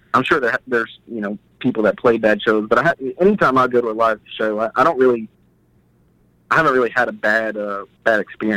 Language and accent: English; Nashville, Tennessee, United States; I was born and raised here in Nashville.